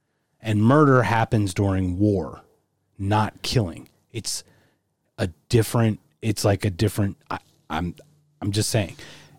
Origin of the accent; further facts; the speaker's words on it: Philadelphia, Pennsylvania, United States; And I'm from Philly, too.